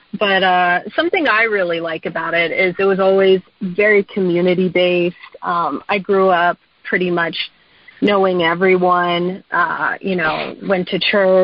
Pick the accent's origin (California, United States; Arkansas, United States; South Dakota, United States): Arkansas, United States; Fayetteville; also born or lived in Dallas, Texas; now in Los Angeles, United States; I am an artist, musician based in L.A., but I grew up in Arkansas in Dallas, so I am raised in the South.